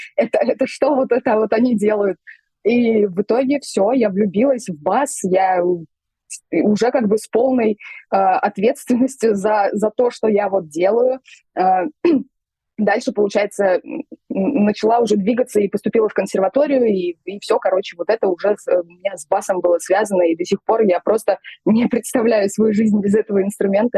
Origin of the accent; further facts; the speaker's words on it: Tashkent, Uzbekistan; я вот родилась в Узбекистане, в Ташкенте, пошла в музыкальную школу